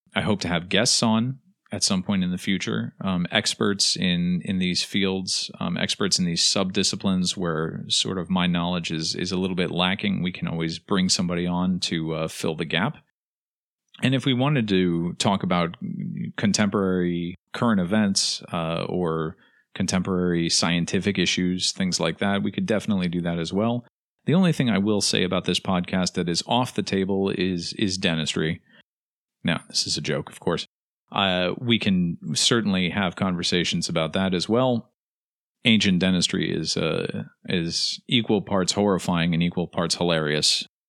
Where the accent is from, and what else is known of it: United States